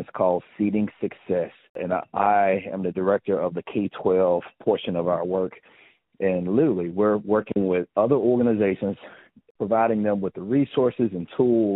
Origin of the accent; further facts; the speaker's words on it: Hughes, Arkansas, United States; now in Memphis, United States; I will forever proudly say I'm from Hughes